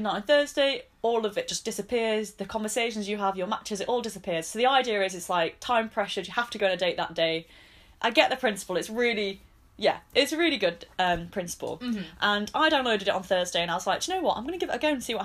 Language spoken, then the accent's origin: English; the north of England, United Kingdom; accent: northern; in the middle of like Manchester and Leeds.